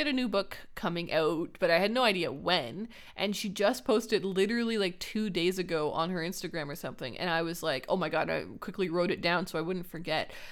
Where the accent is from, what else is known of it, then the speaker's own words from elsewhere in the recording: Canada; Raylene and I are Canadian.